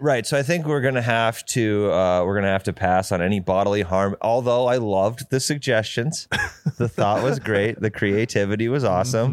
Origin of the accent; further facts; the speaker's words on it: North Dakota, United States; moved away; also born or lived in Arizona; I'm from North Dakota